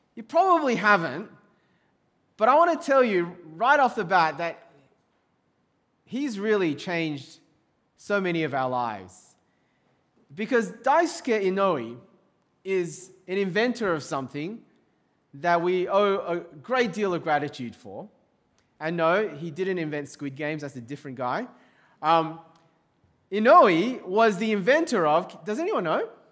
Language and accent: English; Sydney, New South Wales, Australia; also born or lived in overseas (birthplace unspecified); We're growing up in Sydney, Australia